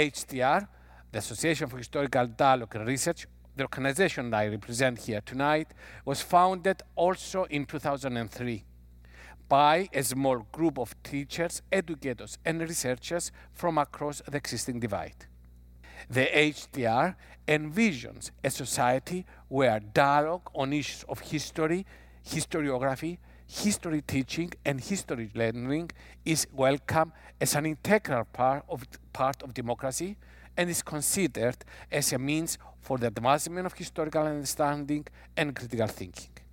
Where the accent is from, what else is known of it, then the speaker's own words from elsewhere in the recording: Cyprus; I'm coming from Cyprus